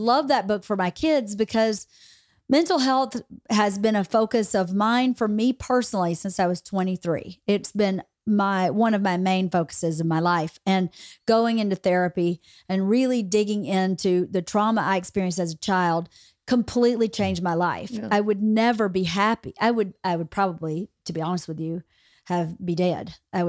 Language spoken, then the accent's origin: English; Bowdoin, Georgia, United States; I was in my hometown in Bowdoin, Georgia.